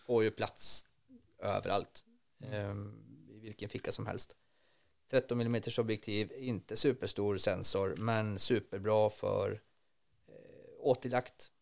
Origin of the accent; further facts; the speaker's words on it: Norrland, Sweden; uppe på, eh, i Norrland där jag kommer ifrån